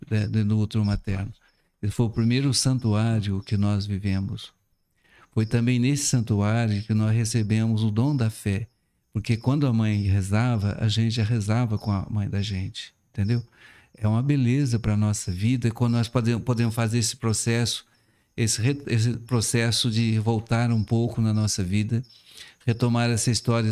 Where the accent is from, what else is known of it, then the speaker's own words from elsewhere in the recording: Cabo Verde, Minas Gerais, Brazil; now in Salinas, Brazil; eu fui criado na zona rural, em Cabo uhum. Verde